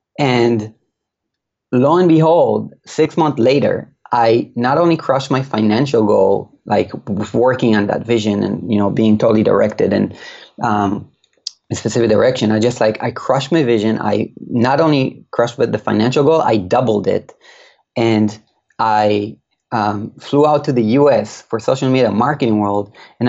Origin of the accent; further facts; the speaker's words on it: Israel; this guy I've been listening to in my ears for years and I'm from Israel, the other side of the world.